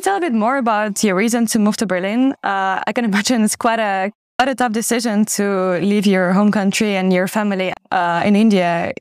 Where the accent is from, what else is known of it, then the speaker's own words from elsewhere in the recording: Ukraine; moved away as an adult; now in Netherlands; an expat from Ukraine who's been living in the Netherlands for over seven years